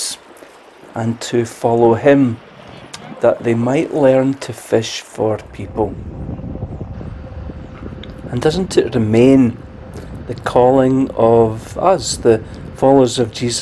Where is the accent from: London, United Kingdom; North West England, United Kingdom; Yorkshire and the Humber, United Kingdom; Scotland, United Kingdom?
Scotland, United Kingdom; Glasgow; moved away as an adult; now in Arbroath, United Kingdom; I was from Glasgow, of course, and it seemed natural enough to me that I would minister there